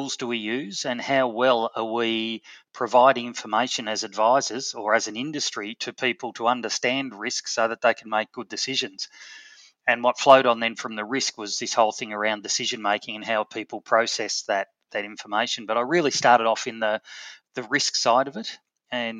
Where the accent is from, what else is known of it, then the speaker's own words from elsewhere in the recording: Melbourne, Victoria, Australia; we moved to Melbourne, and so I was born in Melbourne